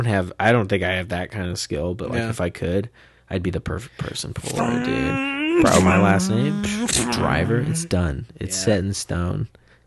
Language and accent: English; Modesto, California, United States; oh, dude, I'm from Modesto, baby.